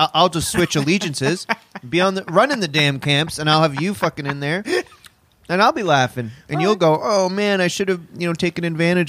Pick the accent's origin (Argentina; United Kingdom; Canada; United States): Canada; my career as a Canadian comedian and a person who gets a sandwich and needs his AC repaired, trumped it.